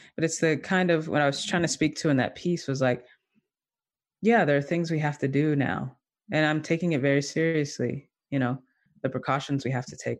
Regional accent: the South, United States; now in Durham, North Carolina, United States; I'm from the South, I moved back to the South, uh, last year

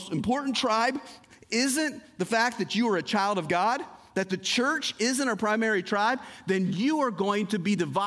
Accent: United States; I am an American citizen

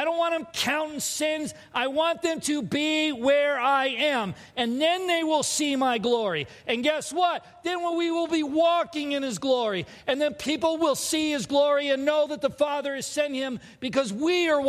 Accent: California, United States; now in Minnesota, United States; I'm not a Californian anymore. I might visit, but I'm a Minnesotan now.

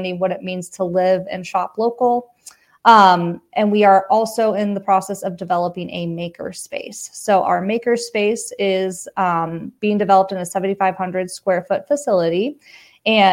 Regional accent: Wheat Ridge, Colorado, United States; I was born and raised in Wheat Ridge, born and raised in Jeffco

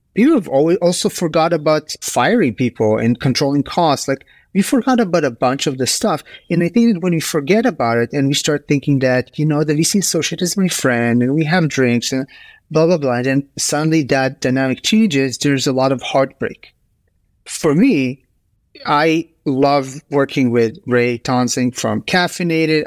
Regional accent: Israel; also born or lived in United States / Bay Area; now in Stockholm, Sweden; I grew up in Israel, and I'm a proud American citizen. I've lived in the U S for ten years.

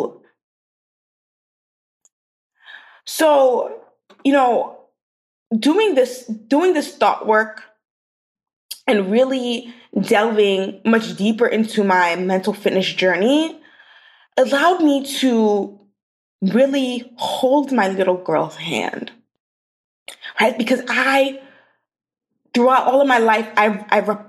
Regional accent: New York City, New York, United States; So I grew up in Brooklyn, New York.

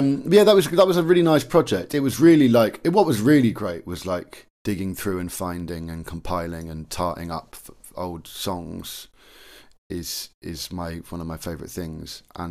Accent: Cambridgeshire, East of England, United Kingdom; And so I grew up in Cambridgeshire.

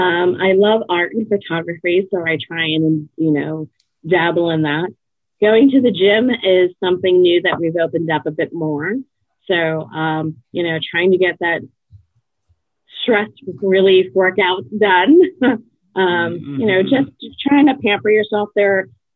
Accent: New York, United States; I came from New York, and I worked in different agencies.

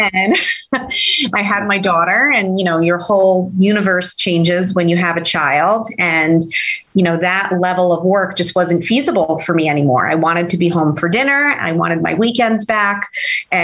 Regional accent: Hudson County, New Jersey, United States; growing up in Hudson County courthouse

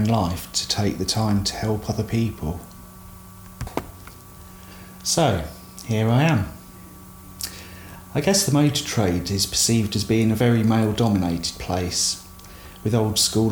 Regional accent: South of England, United Kingdom; accent: southern; moved away as an adult; also born or lived in Derby; Being from down south, my accent was picked up on straight away

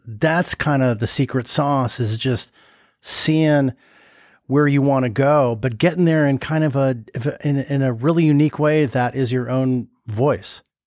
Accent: Los Angeles, California, United States; I grew up in the Valley in L

